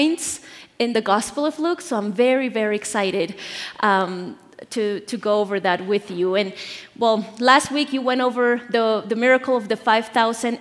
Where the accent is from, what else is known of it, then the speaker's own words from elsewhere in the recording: Bolivia; moved away; I'm from Bolivia, born and raised there